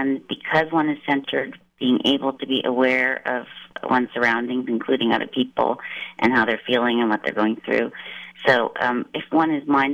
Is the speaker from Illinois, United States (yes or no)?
no; Maryland, United States; moved away as an adult; now in California, United States; I grew up outside of D.C. in Maryland.